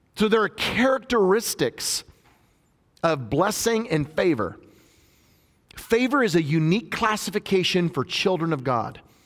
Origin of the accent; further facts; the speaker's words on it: just outside Nashville, Tennessee, United States; my hometown where I'm ministering in just outside Nashville